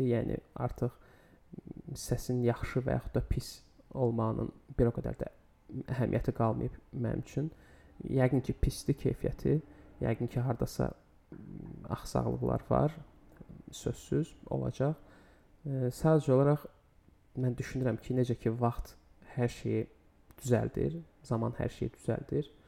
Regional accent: Baku, Azerbaijan; 26 yaşım var. Bakıda yaşayıram. Bakıda da doğulmuşam.

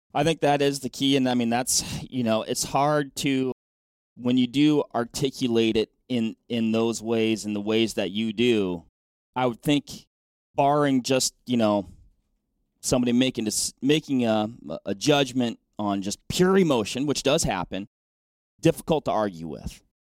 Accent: Washington, United States; moved away; my home state is Washington

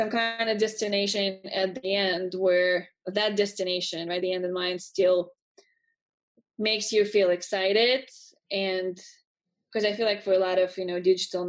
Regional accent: Russia; moved away as an adult; I'm originally from Russia

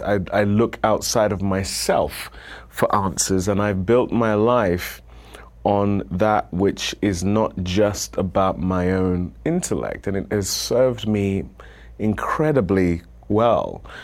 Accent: United Kingdom; moved away as an adult; now in United States; moving here as a Brit

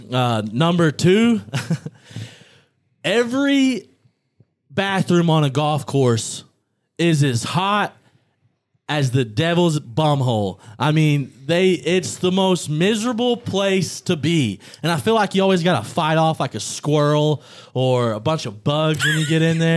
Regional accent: Pineville, Missouri, United States; moved away; also born or lived in Little Rock, Arkansas; I'm from Pineville, Missouri, by way of Little Rock, Arkansas.

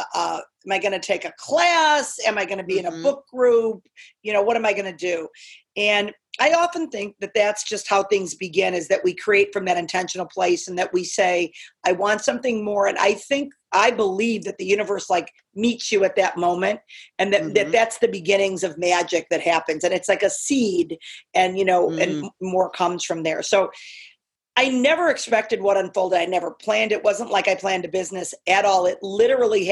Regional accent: Chicago, Illinois, United States; also born or lived in Northern California; Born, raised, bred. Yeah. I mean, I grew up in the suburbs

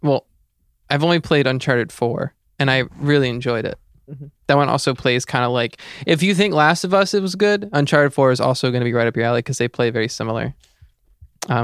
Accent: Powhatan County, Virginia, United States; Despite growing up in Powhatan County

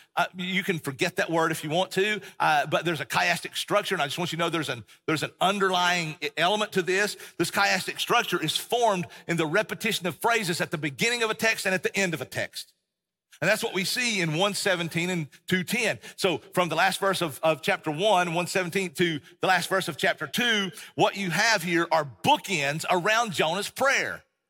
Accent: Tennessee, United States; also born or lived in Texas; and we grew up in East Tennessee, Appalachian Mountains.

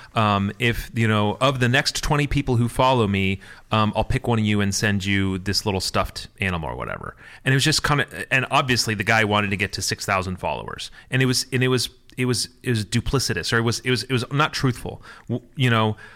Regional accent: Michigan, United States; I'm Midwestern. I'm from Michigan

